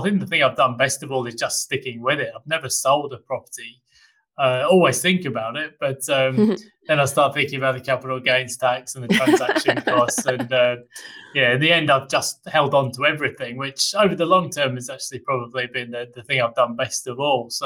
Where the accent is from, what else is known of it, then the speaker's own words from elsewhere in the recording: United Kingdom; now in Australia; I, being a Brit